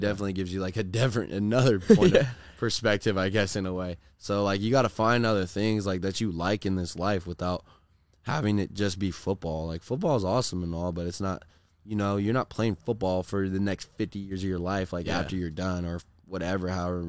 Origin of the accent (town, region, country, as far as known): Corona, California, United States; born or raised there